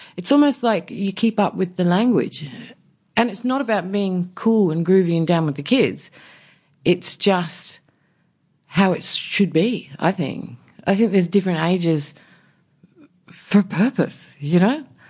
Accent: Warooka, South Australia, Australia; I grew up in a tiny country town in South Australia, um, near coastal town

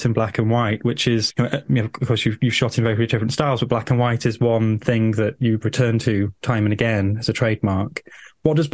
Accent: Manchester, North West England, United Kingdom; I was a late teenager at that time, and I grew up in Manchester.

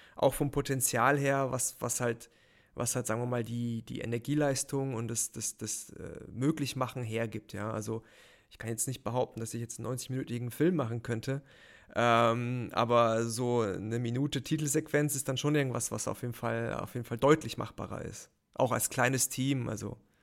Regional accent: near Heidelberg, Baden-Württemberg, Germany; moved away as an adult; also born or lived in Mannheim; now in Munich, Germany; aufgewachsen in der Nähe von Heidelberg

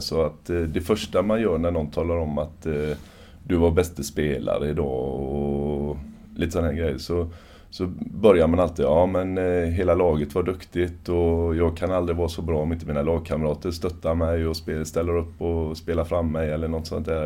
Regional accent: Sweden; som svensk

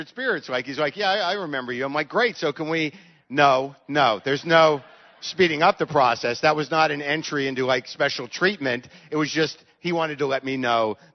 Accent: United States; I'm an American

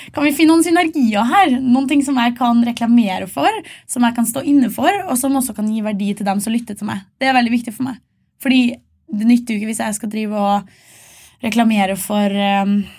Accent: Malvik, Trøndelag, Norway; fra Malvik utenfor Trondheim

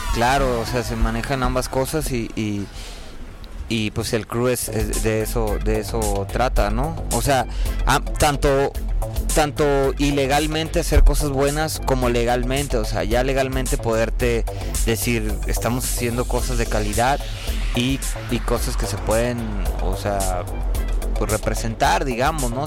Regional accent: Tijuana, Baja California, Mexico; moved away as an adult; now in Mexico City, Mexico; yo soy de Tijuana eh, y, orgullosamente de allá tengo cuatro años y medio aquí, casi cinco

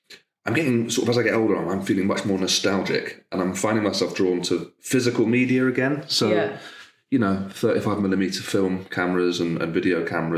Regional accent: Derby, East Midlands, United Kingdom; also born or lived in Nottingham; I'm from the Midlands.

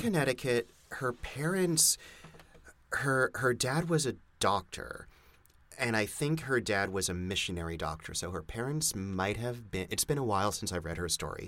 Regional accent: Montreal, Quebec, Canada; moved away; when I grew up in Montreal

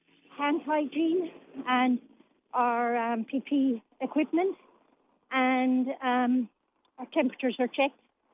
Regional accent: Limerick, Munster, Ireland; now in County Limerick, Ireland; I'm from Limerick originally, myself, living in the county now, and it keeps me in link with what's going on within my hometown.

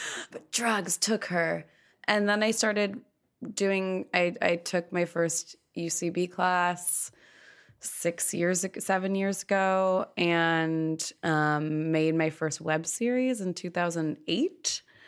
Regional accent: Malibu, California, United States; also born or lived in Los Angeles; I am from Los Angeles. I grew up in Malibu

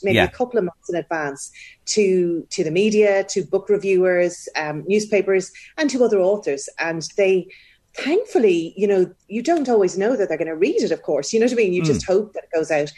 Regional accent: Wexford, Leinster, Ireland; also born or lived in London, United Kingdom; when I was 10, we moved back to Ireland, and I've been in Wexford ever since

